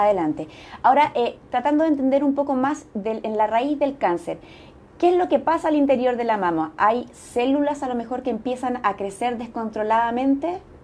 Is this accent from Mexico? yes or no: no; Chile; Somos conscientes las chilenas